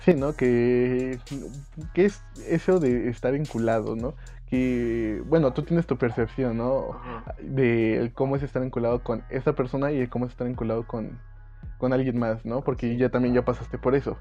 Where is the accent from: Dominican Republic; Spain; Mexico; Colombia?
Mexico; siendo mexicano